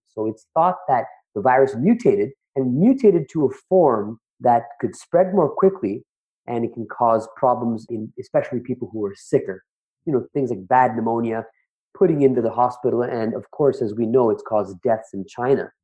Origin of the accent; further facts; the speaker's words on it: Toronto, Ontario, Canada; I'm from the Toronto area